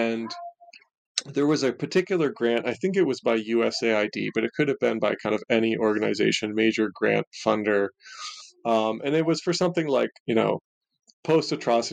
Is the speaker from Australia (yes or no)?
no; Ontario, Canada; of Canada, which is actually where I grew up. I grew up in Ontario